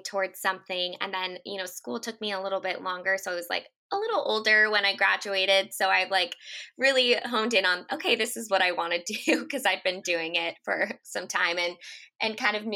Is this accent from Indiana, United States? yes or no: no; Northern California, United States; now in San Diego, United States; I was from Northern California originally, but have moved down here